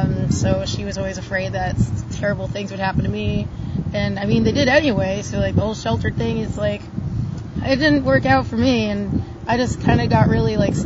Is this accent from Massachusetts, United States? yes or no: yes; Massachusetts, United States; moved away as an adult; I'm from Massachusetts, suburb up northern area, by like over by Seabrook, like New Hampshire area.